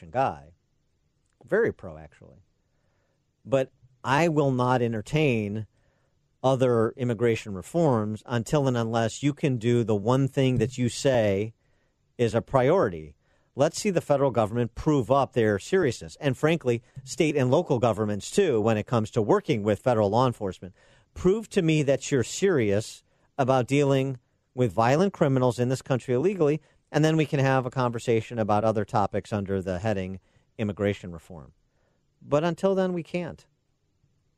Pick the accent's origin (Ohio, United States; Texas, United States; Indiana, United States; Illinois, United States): Illinois, United States; Chicago; Chicago, my hometown